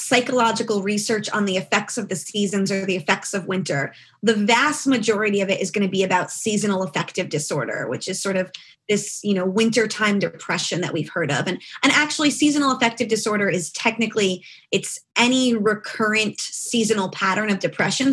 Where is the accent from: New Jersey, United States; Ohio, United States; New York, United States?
New Jersey, United States; Freehold; moved away as an adult; also born or lived in Tromsø, Norway / Scotland; I'm from the town where Bruce Springsteen is from